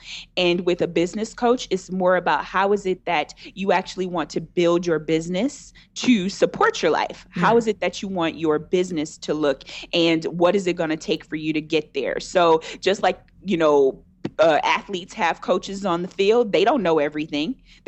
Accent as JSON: {"language": "English", "town": "Detroit", "region": "Michigan", "country": "United States", "tie": "born or raised there", "also_born_or_lived": "Texas / Georgia", "said": "I grew up in Michigan is where I'm from. So I'm from Detroit, and I grew up in Michigan in different parts, in Texas and in Georgia."}